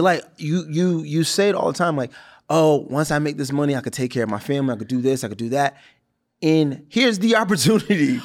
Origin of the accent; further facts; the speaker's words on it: Brockton, Massachusetts, United States; moved away as an adult; now in Los Angeles, United States; I shot in my hometown. I shot in Brockton